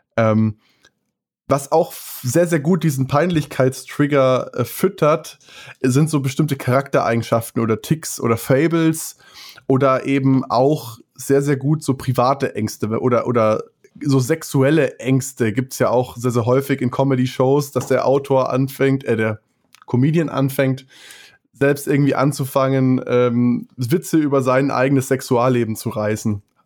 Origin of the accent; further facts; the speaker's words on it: Munich area, Bavaria, Germany; wir sind ja aus dem Münchner Raum